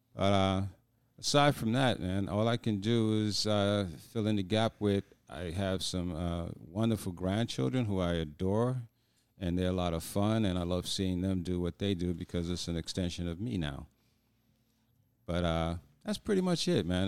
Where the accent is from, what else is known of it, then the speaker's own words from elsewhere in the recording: New York, United States; moved away; being a New Yorker